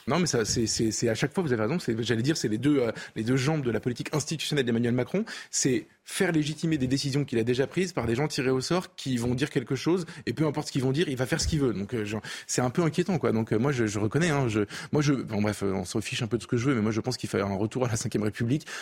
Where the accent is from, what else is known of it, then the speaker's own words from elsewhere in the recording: France; en tant que Français